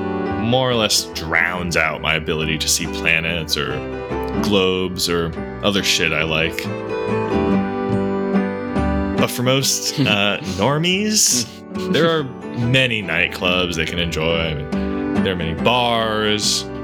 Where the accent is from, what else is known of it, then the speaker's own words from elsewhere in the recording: Los Angeles, California, United States; my hometown is Los Angeles, CA, and it's a really great city. Millions of people live there from all walks of life.